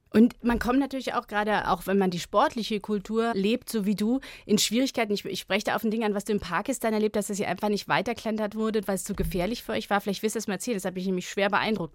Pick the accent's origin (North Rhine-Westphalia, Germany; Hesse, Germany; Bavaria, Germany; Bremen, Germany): Bavaria, Germany; Munich; Ich, ich komme selber aus Bayern, ich bin Müncherin